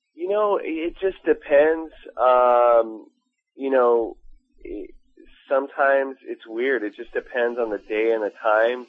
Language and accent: English; Long Beach, California, United States; now in Los Angeles, United States; I grew up in Long Beach